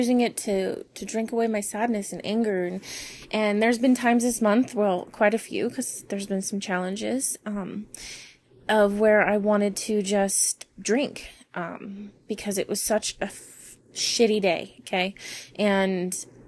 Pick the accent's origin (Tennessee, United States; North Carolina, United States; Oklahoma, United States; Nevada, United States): Nevada, United States; Las Vegas; moved away; I'm from Vegas